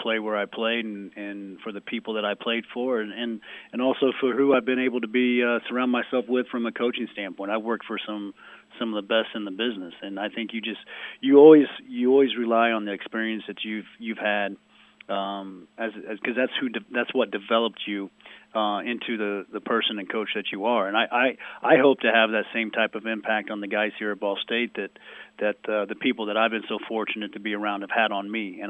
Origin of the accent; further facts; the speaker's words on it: Jasper, Indiana, United States; also born or lived in Los Angeles, California; now in Muncie, United States; I'm from Jasper, Indiana